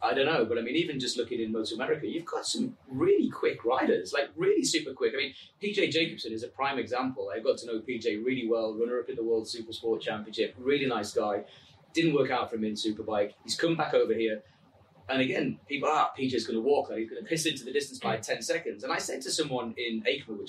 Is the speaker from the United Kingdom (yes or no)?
yes; England, United Kingdom; accent: English; my English accent